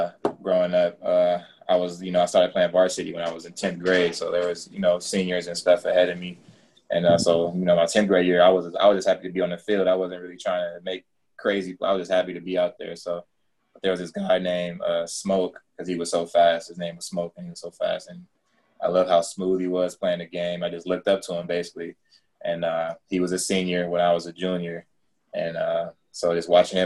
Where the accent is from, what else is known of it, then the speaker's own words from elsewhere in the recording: Inglewood, California, United States; I love Inglewood. That's where I'm from